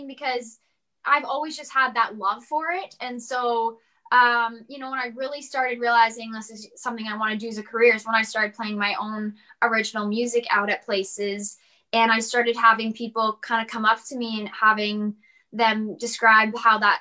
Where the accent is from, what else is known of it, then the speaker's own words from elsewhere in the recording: St. Albert, Alberta, Canada; I am from St. Albert, Alberta, so just outside of Edmonton